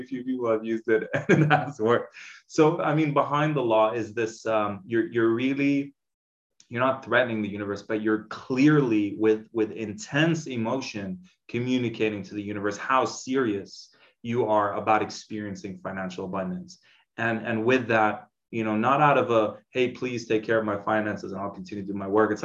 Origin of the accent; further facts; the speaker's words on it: Dubai, United Arab Emirates; Growing up in Dubai, it's this huge caste system